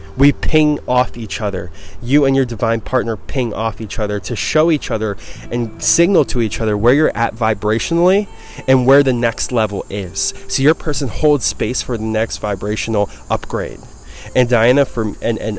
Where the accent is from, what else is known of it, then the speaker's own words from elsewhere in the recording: East Coast, United States; moved away; I'm from the East Coast